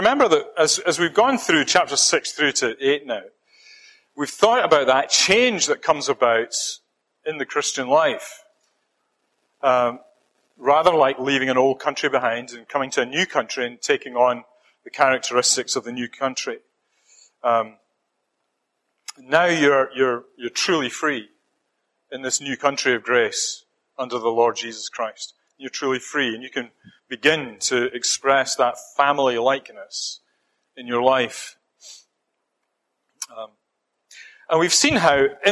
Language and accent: English; Scotland, United Kingdom; accent: Scottish; moved away as an adult; I'm hanging on to my Scottish accent as much as I can